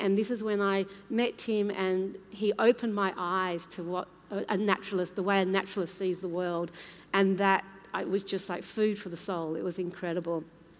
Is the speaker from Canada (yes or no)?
no; Papua New Guinea; born there; So I was born in Papua New Guinea, my mum was born in India, my dad is from the Isle of Man in the British Isles